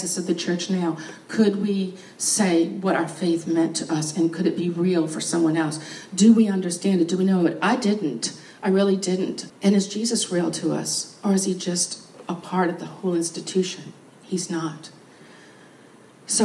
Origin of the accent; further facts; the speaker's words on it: New Orleans, Louisiana, United States; I was born in New Orleans.